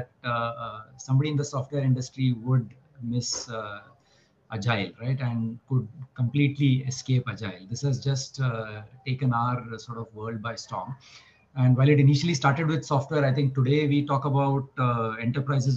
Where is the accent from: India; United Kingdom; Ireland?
India; Mumbai, Maharashtra; born and brought up in Mumbai.